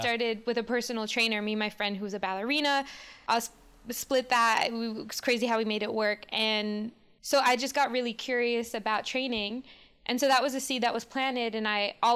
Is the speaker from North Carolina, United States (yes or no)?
no; New York City, New York, United States; moved away as an adult; also born or lived in Baltimore; now in Los Angeles, United States; I'm born and raised in New York City, and I moved to Los Angeles 12 years ago